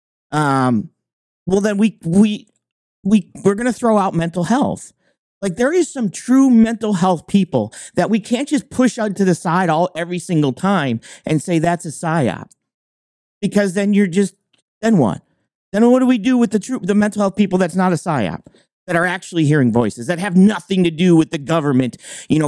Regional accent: New York, United States; now in Maine, United States; I'm originally from New York

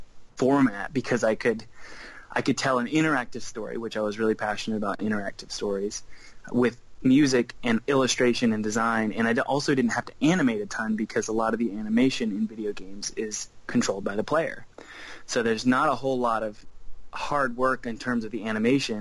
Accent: South Carolina, United States; I grew up in South Carolina. I'm still in South Carolina

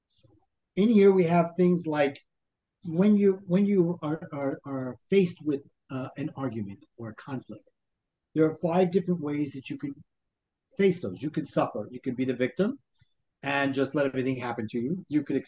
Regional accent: New York City, New York, United States; accent: Brooklyn; moved away as an adult; also born or lived in New Jersey; now in Brooklyn, United States; I grew up in Brooklyn.

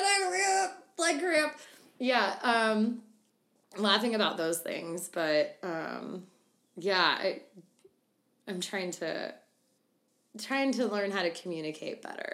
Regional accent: Arkansas, United States; also born or lived in Louisiana; just being raised in the South, I'm originally from Louisiana, then grew up in Arkansas.

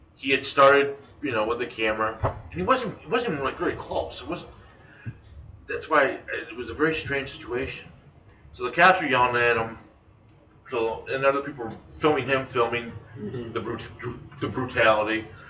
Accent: United States; as an American citizen

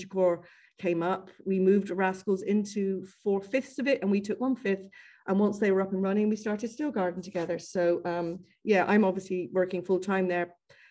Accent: Bristol, South West England, United Kingdom; now in Dublin, Ireland; I'm from Bristol

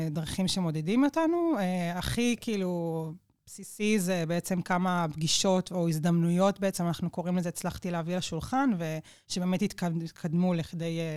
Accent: Nes Ziona, Central District, Israel; איפה שגדלנו. נכון, גדלנו נכון. בנס ציונה

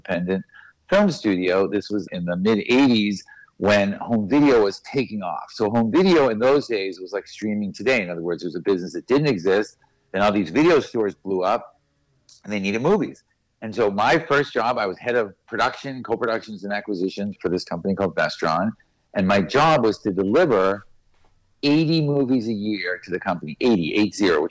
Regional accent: Boston, Massachusetts, United States; We grew up in Boston.

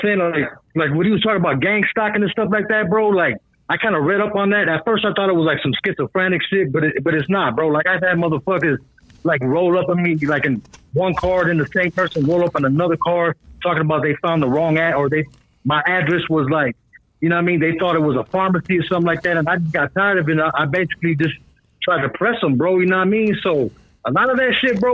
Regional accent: Los Angeles, California, United States; I'm from Northeast Los Angeles, but I'm calling from Lake LA right now

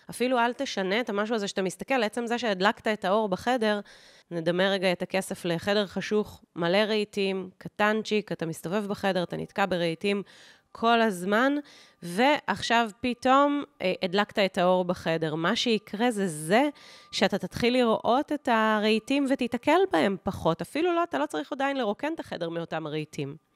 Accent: Kibbutz Gat, Southern District, Israel; איך שאני גדלתי בשנות ה-1980 בקיבוץ גת, זה שונה מאיך שמאיה הבת שלי גדלה בשנות ה-2012 ואילך אה, בקיבוץ גת.

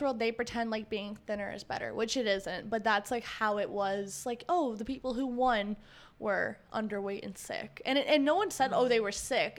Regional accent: Tampa, Florida, United States; now in Los Angeles, United States; from fucking Tampa

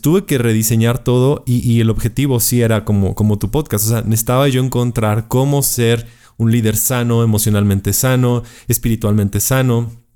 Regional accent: Puebla, Mexico; estoy en la ciudad de Puebla, México, que es la cuarta ciudad más grande del país. Eh, nací aquí en Puebla

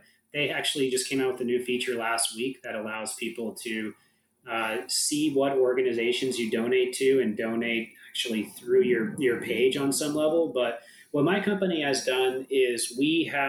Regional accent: San Diego, California, United States; I'm from San Diego. I care just a ton about this city, being a local

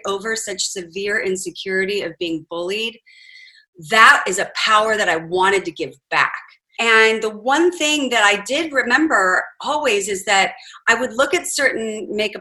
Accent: Huntington Beach, California, United States; I grew up in Huntington Beach, California, which seems idyllic

